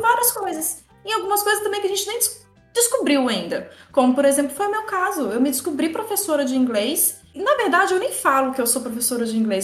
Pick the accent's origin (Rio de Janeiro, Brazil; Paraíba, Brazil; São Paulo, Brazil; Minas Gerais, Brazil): Minas Gerais, Brazil; interior of; Eu sou do interior de Minas